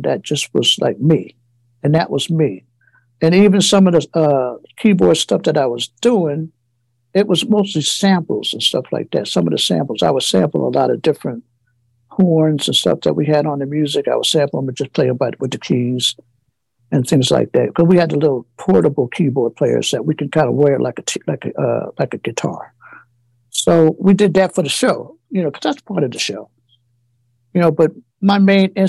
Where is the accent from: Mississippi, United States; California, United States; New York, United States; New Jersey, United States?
New Jersey, United States; my hometown, which is a Giant Stadium up in New Jersey